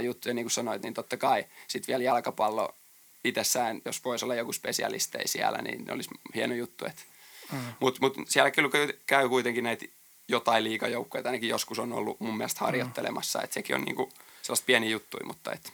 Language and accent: Finnish; Jalasjärvi, South Ostrobothnia, Finland; moved away; mä oon Jalasjärveltä tosiaan kotosi